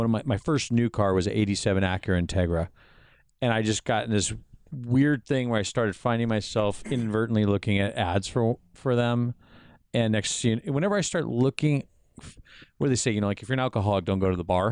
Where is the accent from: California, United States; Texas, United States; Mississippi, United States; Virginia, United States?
California, United States; La Habra; I grew up in La Habra